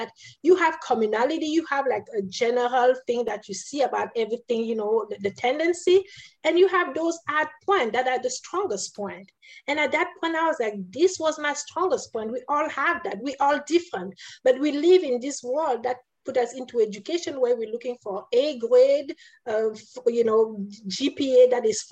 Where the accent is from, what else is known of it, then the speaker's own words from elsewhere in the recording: Cameroon; moved away; I was born in Cameroon, in a country that was, you know, colonized by France, right? I went to school in Catholic school.